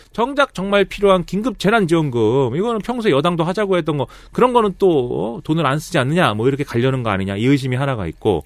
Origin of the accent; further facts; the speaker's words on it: Suwon, Gyeonggi Province, South Korea; 저의 출신, 저의 고향인 수원시가